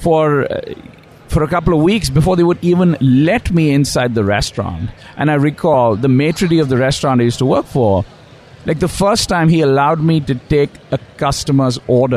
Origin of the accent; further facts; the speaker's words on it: India; moved away; I grew up in India and went to school